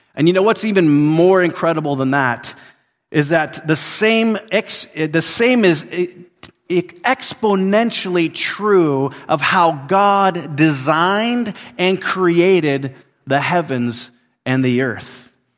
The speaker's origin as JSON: {"language": "English", "town": "Willow", "region": "Alaska", "country": "United States", "tie": "born or raised there", "moved": "yes", "said": "where I grew up in Willow, Alaska"}